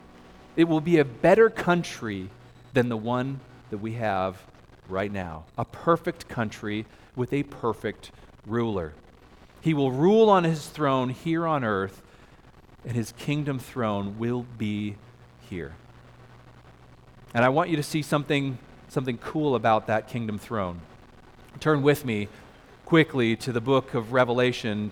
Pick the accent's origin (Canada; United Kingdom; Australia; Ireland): Canada; moved away as an adult; now in United States; I'm a Canadian citizen